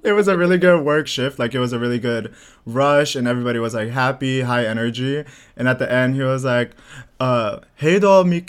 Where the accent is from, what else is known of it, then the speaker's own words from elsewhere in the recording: Bulgaria; now in United States; I'm from Bulgaria